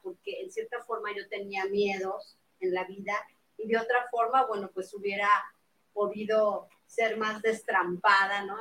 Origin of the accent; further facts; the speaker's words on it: Mexico City, Mexico; soy de la Ciudad de México